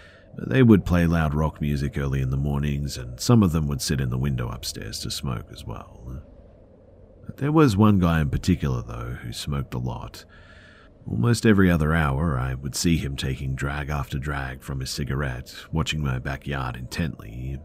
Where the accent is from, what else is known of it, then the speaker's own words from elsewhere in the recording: California, United States; also born or lived in Atlanta, United States; So, I'm from California, but me and my family lived in Atlanta for about 2 years, from 15 to 17 years old.